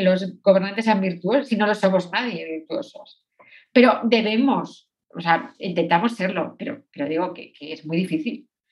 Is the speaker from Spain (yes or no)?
yes; Spain; soy española